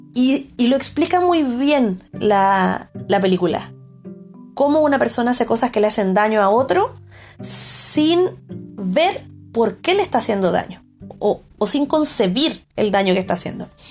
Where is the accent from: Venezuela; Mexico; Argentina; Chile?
Chile; como espectadora chilena